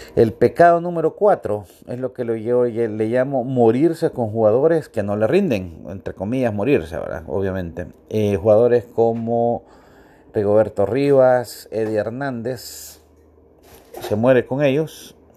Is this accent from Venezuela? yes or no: no; Honduras; como buen hondureño